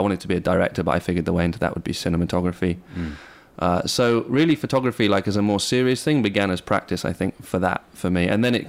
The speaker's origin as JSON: {"language": "English", "town": "Bristol", "region": "South West England", "country": "United Kingdom", "tie": "born or raised there", "also_born_or_lived": "New York / Pacific Northwest", "said": "Yeah, I grew up in England for the most part. In Southwest England, in Bristol. I also lived in the States."}